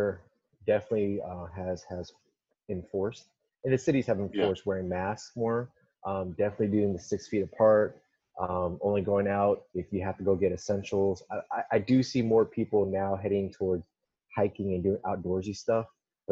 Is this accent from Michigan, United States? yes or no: no; Southern California, United States; from Southern California, born and raised all up down California, a West Coast kid through and through